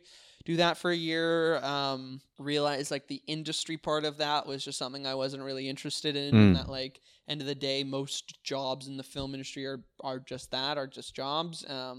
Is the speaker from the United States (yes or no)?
no; White Rock, British Columbia, Canada; I'm from White Rock.